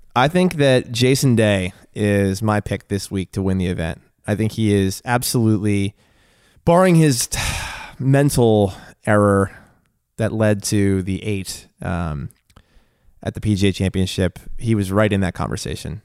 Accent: United States; I'm an American

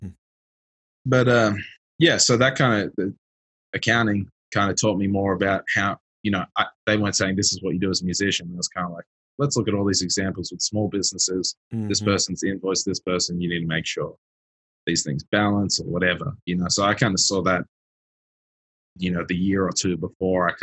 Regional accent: Sydney, New South Wales, Australia; also born or lived in Melbourne; I grew up in Sydney and then moved to Melbourne.

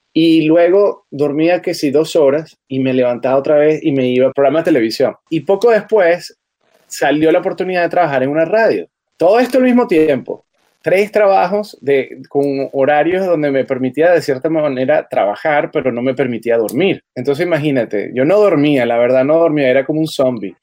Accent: Caracas, Capital District, Venezuela; moved away; also born or lived in Charlotte; Yo soy de Venezuela, de Caracas, Venezuela. Mi vida era hermosa, yo empecé en la televisión cuando tenía siete años

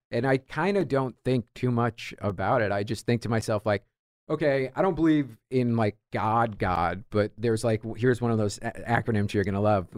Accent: New York, United States; I'm Irish, I'm New York guy

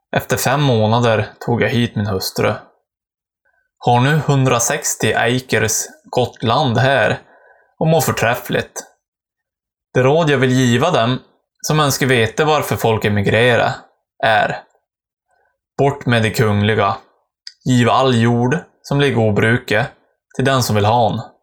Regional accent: Västernorrland County, Sweden; brev från mina hemtrakter

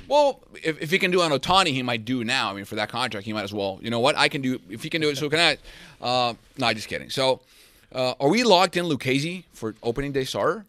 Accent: Venezuela; also born or lived in San Diego; now in United States; I'm from Venezuela, and this is the first market I got to work here in the United States.

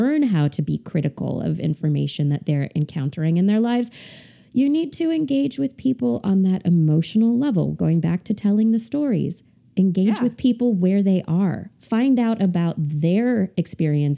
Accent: Central Valley of Northern California, United States; moved away; also born or lived in San Francisco / Portland; I grew up in the Central Valley of Northern California

